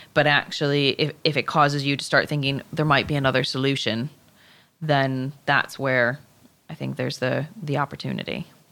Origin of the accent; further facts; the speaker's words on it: Chicago, Illinois, United States; moved away; I am originally from Chicago.